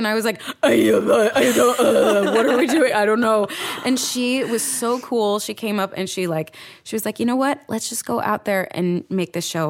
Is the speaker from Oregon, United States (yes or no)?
no; New York, United States; now in Los Angeles, United States; I'm a New Yorker and I hate LA because I'm a New Yorker and that's what we do and stuff.